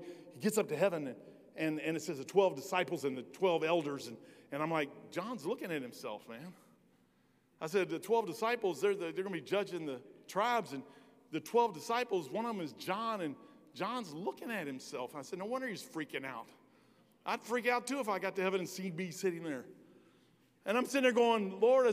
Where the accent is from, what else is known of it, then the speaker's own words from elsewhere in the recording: Kentucky, United States; I'm from Kentucky.